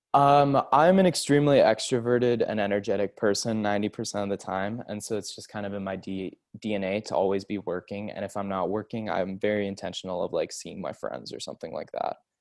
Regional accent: Seattle, Washington, United States; I'm from Seattle

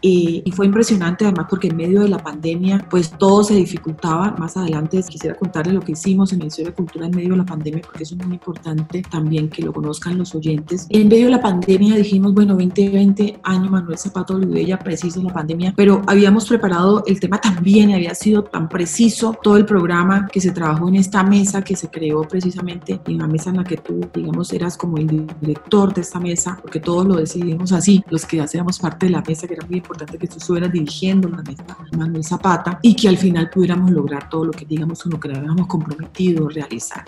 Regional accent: Buenaventura, Valle del Cauca, Colombia; Allí me formé, allí me crié

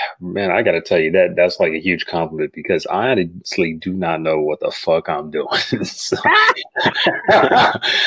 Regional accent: Grand Rapids, Michigan, United States; I came from Grand Rapids, Michigan, a small town

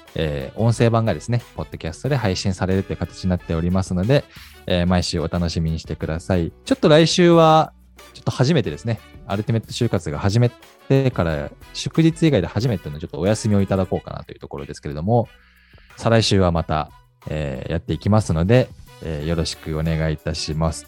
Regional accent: Hokkaido, Japan

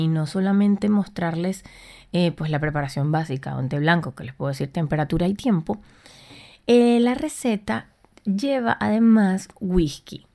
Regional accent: Puerto La Cruz, Anzoátegui, Venezuela; moved away as an adult; also born or lived in Buenos Aires, Argentina; now in Madrid, Spain; yo soy de Puerto La Cruz en Venezuela

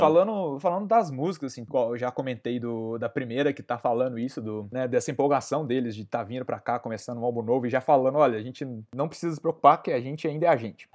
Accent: Conselheiro Lafaiete, Minas Gerais, Brazil; de onde eu sou, da minha querida cidade de Conselheiro Lafayette

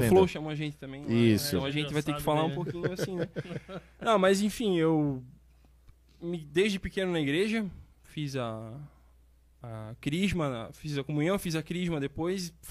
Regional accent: Limoeiro, Brazil; nasci e me criei no Limoeiro

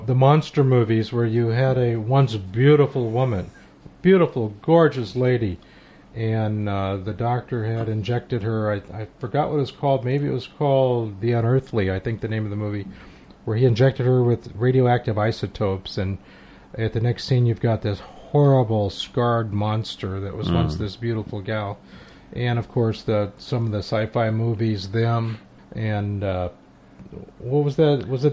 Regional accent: Los Angeles, California, United States; I grew up in Los Angeles

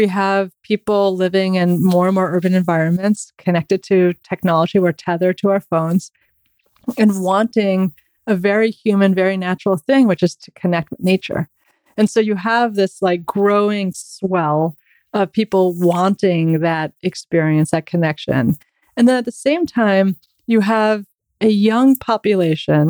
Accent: New York, United States; as a New Yorker

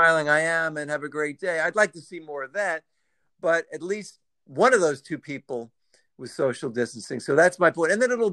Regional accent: New York City, New York, United States; being a New Yorker.

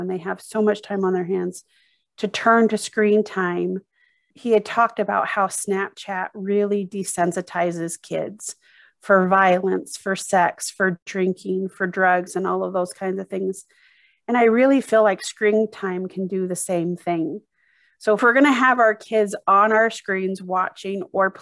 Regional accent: Arizona, United States; now in Utah, United States; growing up in Arizona and pools was swimming lessons

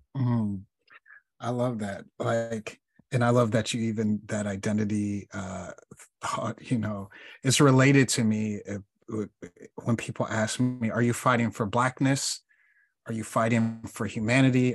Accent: Chicago, Illinois, United States; I'm from Chicago

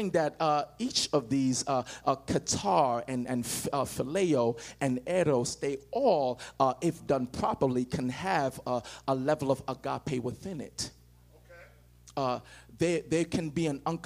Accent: Nigeria; now in United States; But I'm not from America. I'm from Africa. And when you see me, before you, I can say anything, you can judge and say, okay, he's from Africa, or specifically Nigerian

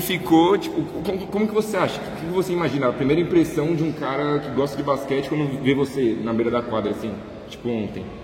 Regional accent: Minas Gerais, Brazil; moved away; eu sou de Minas mas faz muito tempo que eu não venho para cá, para Belo Horizonte

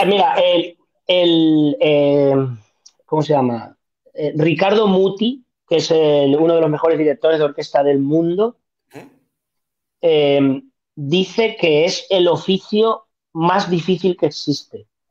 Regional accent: Museros, Valencian Community, Spain; Museros, que es mi pueblo

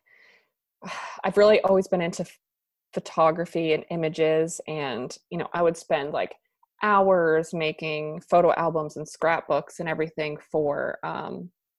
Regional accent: New Hampshire, United States; moved away as an adult; also born or lived in Boston; now in Wilmington, United States; I am from New Hampshire. I grew up there

